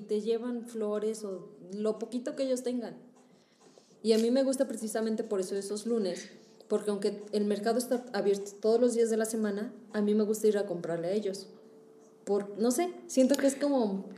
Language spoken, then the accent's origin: Spanish; Mexico; somos mexicanos